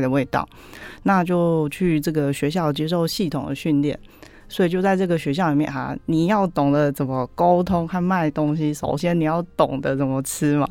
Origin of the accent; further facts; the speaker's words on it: Taiwan; 我们台湾人超爱烟熏味